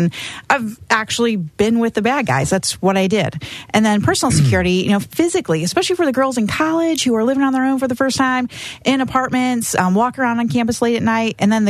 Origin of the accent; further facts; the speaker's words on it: Indiana, United States; moved away; I'm from Indiana, a small town